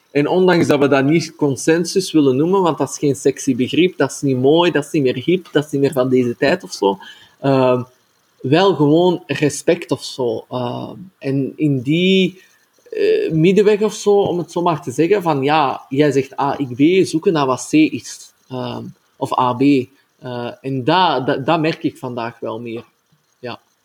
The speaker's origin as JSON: {"language": "Dutch", "town": "Antwerp", "region": "Flanders", "country": "Belgium", "said": "ik kom zelf ook uit Antwerpen"}